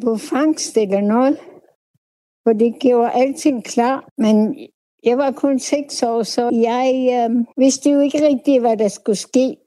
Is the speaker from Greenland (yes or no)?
yes; Uummannaq, North Greenland, Greenland; Jeg er født i Umanok vores umanak Inua Nordgrønland, som I kalder for Dundas eller Tole. Ja, det, 1947